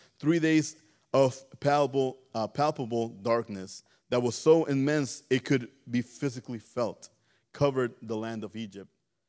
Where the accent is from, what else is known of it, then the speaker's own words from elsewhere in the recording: Mexico; You know, I grew up in back in Mexico. My uncles, they were mean.